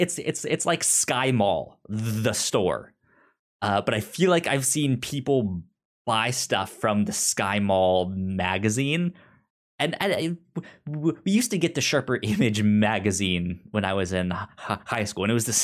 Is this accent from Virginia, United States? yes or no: yes; Virginia, United States; Yeah, I grew up near Tyson's Corner and stuff like that.